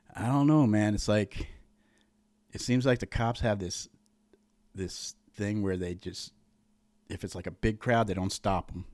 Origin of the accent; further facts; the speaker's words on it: Montville, Connecticut, United States; also born or lived in Uncasville (Tuaco?); I was born in Tuaco, moved to Montville, like, a little bit over. It was hillbilly. We were raised fucking hillbilly.